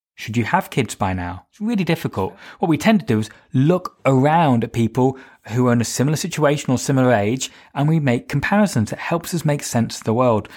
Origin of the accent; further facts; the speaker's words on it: United Kingdom; I'm British. I mean, for me, I'm white, British, straight